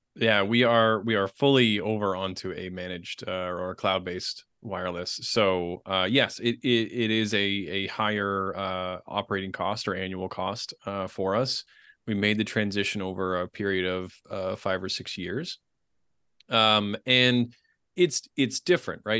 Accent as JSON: {"language": "English", "town": "Boston", "region": "Massachusetts", "country": "United States", "tie": "born or raised there", "said": "my hometown of Boston"}